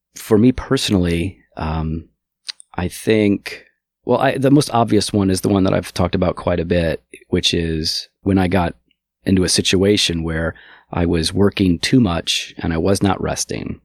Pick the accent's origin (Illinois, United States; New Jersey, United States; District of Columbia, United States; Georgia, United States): Illinois, United States; Geneva; also born or lived in St. Charles, Illinois; I grew up in Geneva, which is one town south